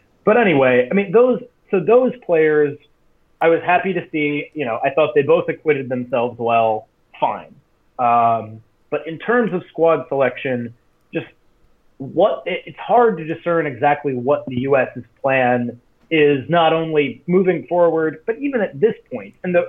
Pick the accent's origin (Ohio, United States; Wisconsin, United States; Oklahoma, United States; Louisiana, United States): Wisconsin, United States; moved away; I'm back in my hometown, Wisconsin